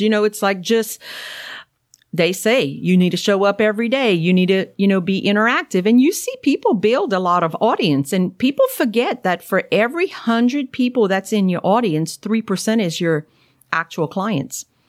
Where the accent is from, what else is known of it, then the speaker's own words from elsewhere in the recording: Cajun, Louisiana, United States; accent: thick Cajun; I'm Cajun, you know, I, I know I have that wonderful thick accent